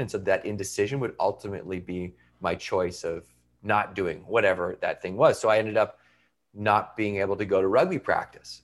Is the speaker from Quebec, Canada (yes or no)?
no; Victoria, British Columbia, Canada; I went to university in my hometown